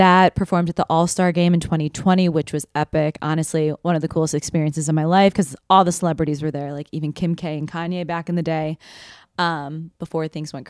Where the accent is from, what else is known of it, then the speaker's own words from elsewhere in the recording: Chicago, Illinois, United States; moved away as an adult; now in New York City, United States; I'm from Chicago. I moved here, like I said, in 2021 to pursue my dreams of being a dancer in New York City.